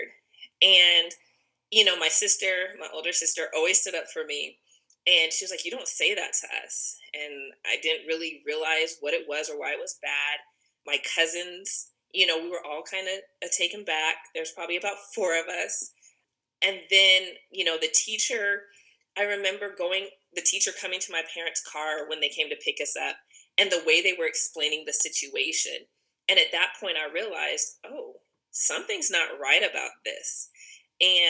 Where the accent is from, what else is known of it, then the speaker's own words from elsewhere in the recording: Ogden, Utah, United States; moved away as an adult; now in Huntsville, United States; I am originally from Ogden, Utah, but I lived in Huntsville, Alabama for the last 20 years.